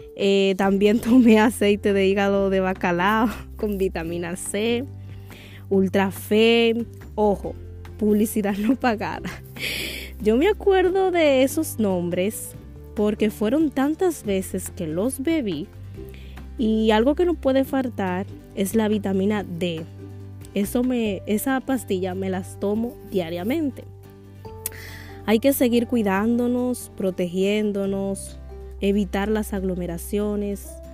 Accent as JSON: {"language": "Spanish", "country": "Dominican Republic", "said": "Como buena dominicana"}